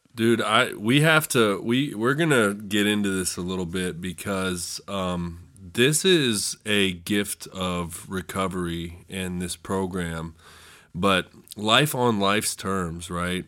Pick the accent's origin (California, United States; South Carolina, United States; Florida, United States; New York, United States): California, United States; moved away as an adult; now in West Virginia, United States; I'm from the suburbs. I'm not from California in the movies